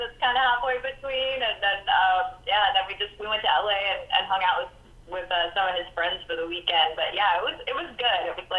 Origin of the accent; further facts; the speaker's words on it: New Orleans, Louisiana, United States; moved away as an adult; also born or lived in Ponchatoula, Louisiana; now in Nashville, United States; I grew up in New Orleans. So I grew up in New Orleans, and then we moved to this little town north of New Orleans called Ponchatoula. So I grew up like in the dirty South, we call it. but I moved here 15 years ago